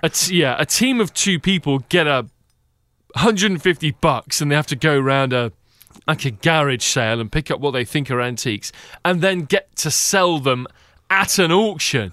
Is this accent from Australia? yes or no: no; England, United Kingdom; being an Englishman.